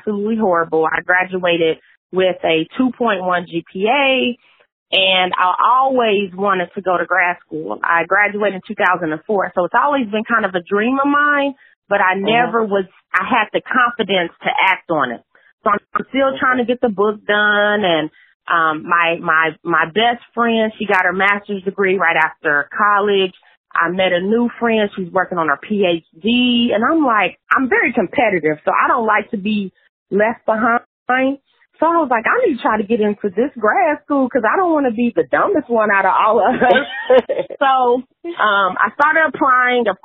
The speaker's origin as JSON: {"language": "English", "town": "Princeton", "region": "Indiana", "country": "United States", "tie": "born or raised there", "also_born_or_lived": "Evansville, Indiana / West Tennessee", "moved": "as an adult", "said": "I am originally from a small town in Indiana. It's called Princeton."}